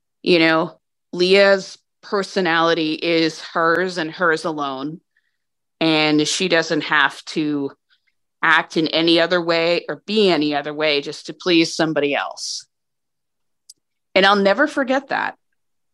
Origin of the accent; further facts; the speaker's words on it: New Hampshire, United States; I grew up in New Hampshire